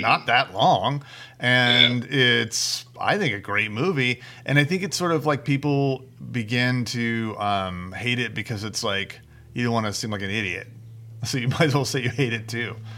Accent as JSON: {"language": "English", "country": "United States", "said": "I'm American"}